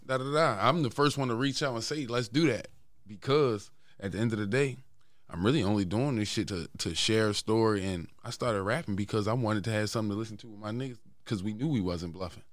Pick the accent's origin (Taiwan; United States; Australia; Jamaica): United States; Baltimore, Maryland; I'm from West Baltimore.